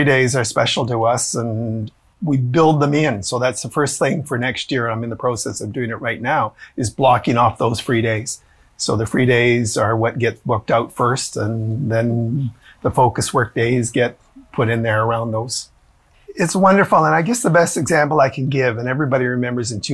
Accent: Edmonton, Alberta, Canada; I'm from Edmonton

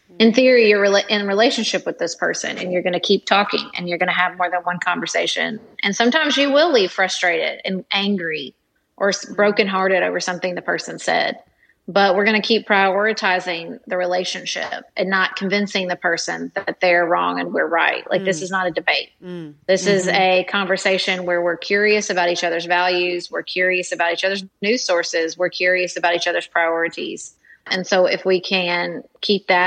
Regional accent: Paducah, Kentucky, United States; also born or lived in Washington, D.C.; my primary reason for moving back to my hometown of Paducah

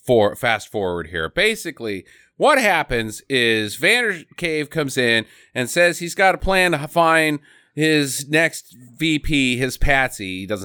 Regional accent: Norway; I'm from Norway, and I don't really have a Norwegian. It's just the Swedish.

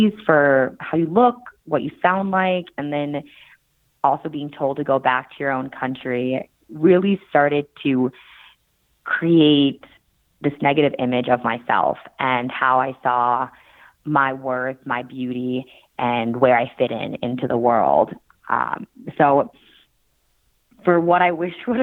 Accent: Minnesota, United States; also born or lived in South Korea; I was adopted from South Korea when I was 5 months old to a family in Minnesota

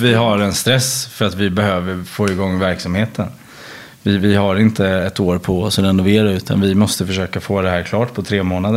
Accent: Sweden; moved away as an adult; now in France; som svensk

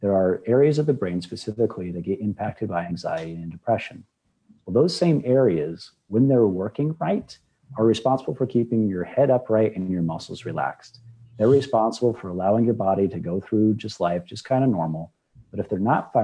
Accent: Nebraska, United States; now in Southwest Florida, United States; I'm originally from Nebraska

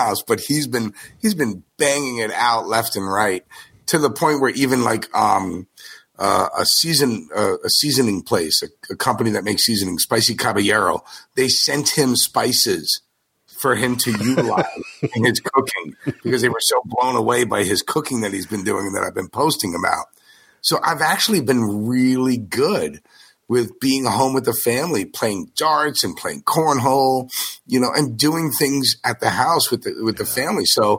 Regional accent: Paramus, New Jersey, United States; Yep, Paramus.

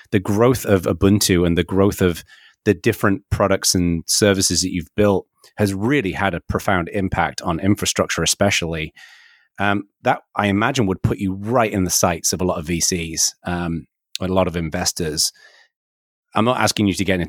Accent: the north of England, United Kingdom; I was born and raised in Northern England

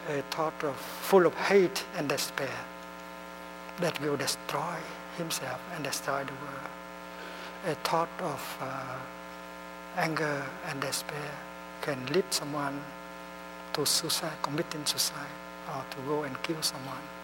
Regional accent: Netherlands; English is a second language; Uh, I'm from the Netherlands, but uh, speaking in Thay way, I have come from nowhere.

